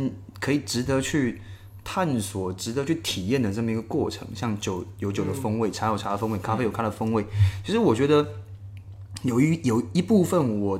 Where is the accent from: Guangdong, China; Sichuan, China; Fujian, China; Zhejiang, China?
Fujian, China; 那就就像我们闽南人一